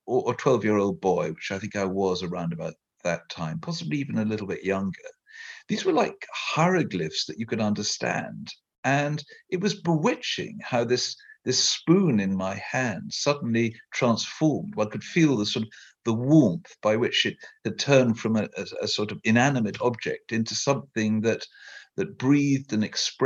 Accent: Merseyside, North West England, United Kingdom; I was born in Merseyside, quite close to Liverpool

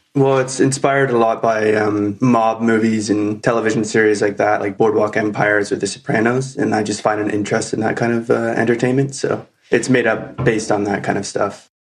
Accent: Wasaga Beach, Ontario, Canada; I grew up here in Wasaga, just like Rebecca

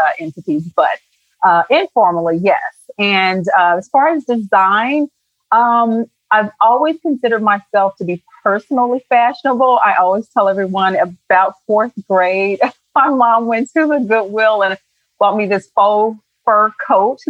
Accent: Indianapolis, Indiana, United States; I grew up on the west side of Indianapolis, Indiana, with five siblings

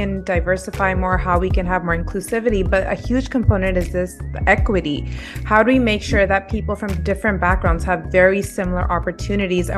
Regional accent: Canada; also born or lived in United Kingdom; as a South Asian, as a Canadian

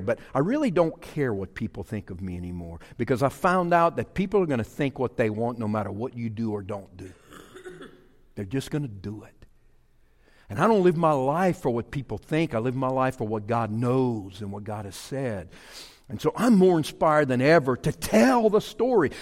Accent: Louisiana, United States; born or raised there; moved away

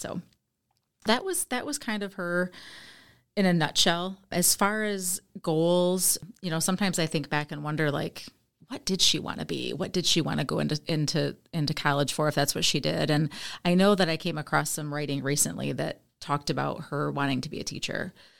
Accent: Jackson, Michigan, United States; now in Eaton Rapids, United States; I am from Jackson, Michigan, originally. I now live in Eaton Rapids, Michigan, with my husband, Michael.

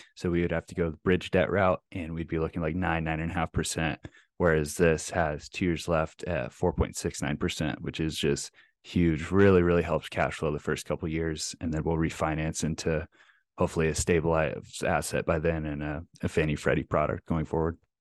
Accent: Plano, Texas, United States; now in Twin Cities, United States; grew up, I'm a Texas boy like yourself. Uh, grew up in North Dallas in, uh, Plano

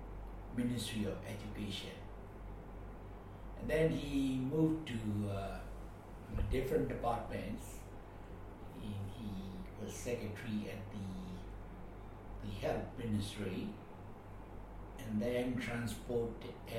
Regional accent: Yangon, Yangon Region, Myanmar; also born or lived in Rakhine State; I was taken to Rakhine only once when I was about 1 year old. And then after that, I grew up in Yangon.

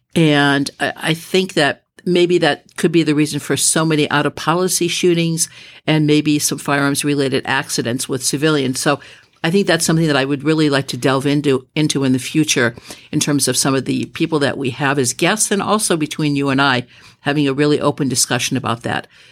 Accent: Midwest, United States; moved away as an adult; also born or lived in Los Angeles, California; I was raised in the Midwest

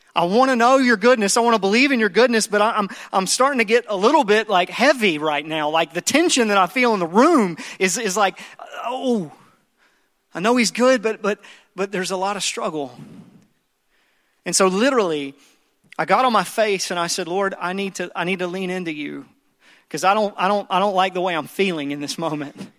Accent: the Bible Belt South, United States; I grew up in the Bible Belt South, and I grew up in church

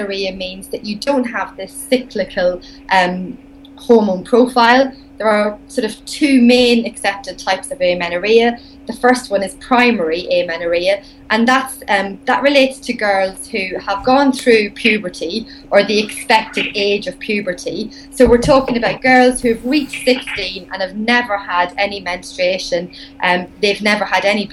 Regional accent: Ireland; accent: Irish; my Irish accent

